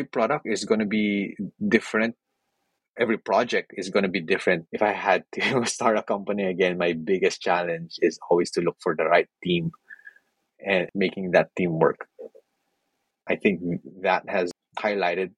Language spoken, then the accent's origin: English; Philippines; moved away; I come from the Philippines